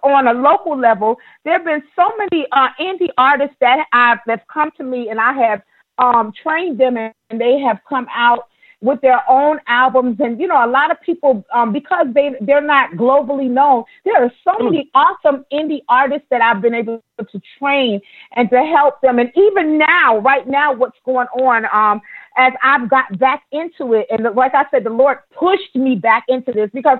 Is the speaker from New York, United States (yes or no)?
yes; New York, United States; I'm a native New Yorker like you. We're both from New York.